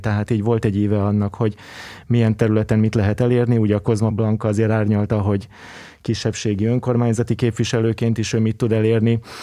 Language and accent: Hungarian; Budapest, Hungary; egy vegyes környezetben nőttem fel Angyalföldön